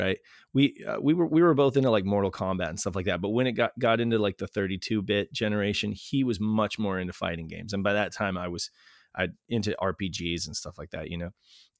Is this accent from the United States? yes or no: yes; United States; Even as an American